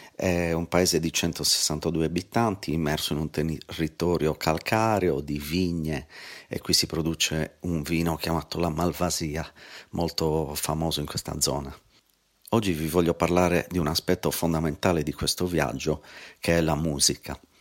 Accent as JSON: {"language": "Italian", "town": "Cagliari", "region": "Sardinia", "country": "Italy", "tie": "born or raised there", "said": "Cagliari, la mia città natale"}